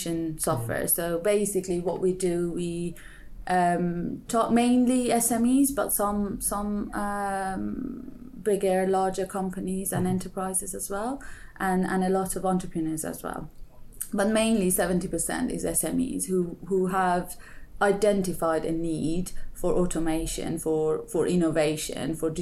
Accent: Iran; moved away as an adult; also born or lived in Brighton, United Kingdom; now in United Kingdom; So I'm originally from Iran. I did my bachelor in Iran.

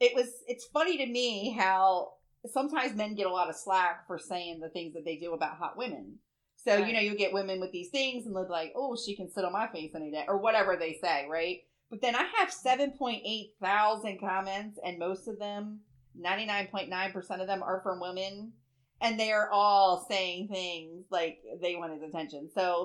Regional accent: Bear, Delaware, United States; because we're from Newcastle. Like, well, not really from Newcastle, but we're around Newcastle.

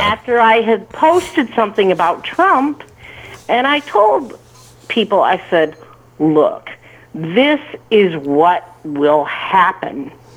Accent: Michigan, United States; I'm from Michigan, same state Miss Betsy is

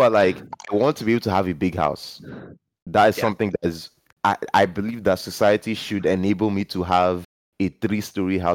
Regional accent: Nigeria; growing up in Nigeria

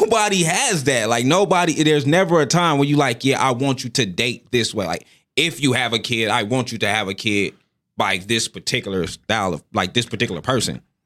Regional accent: United States; I'm from America

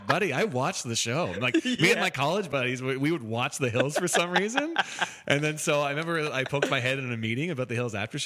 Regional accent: London, Ontario, Canada; moved away as an adult; also born or lived in Peterborough, Ontario / Oshawa, Ontario / Toronto, Ontario; now in Los Angeles, United States; I grew up in London, outside of London on a farm for 18 years.

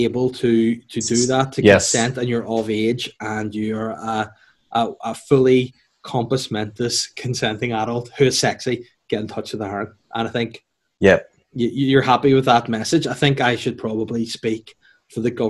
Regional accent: North Down, Northern Ireland, United Kingdom; I'm from North Down

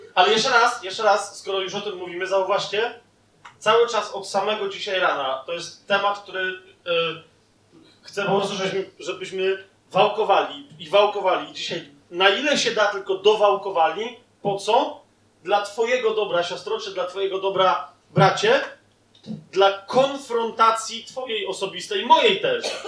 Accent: Poland; jesteśmy z Polski

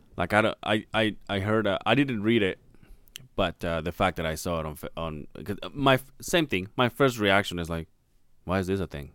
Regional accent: Mexico; moved away; we went to my hometown

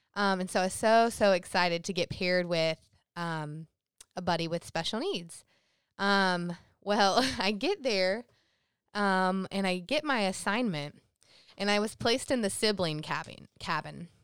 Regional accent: South Carolina, United States; growing up in South Carolina, that's considered the Bible Belt.

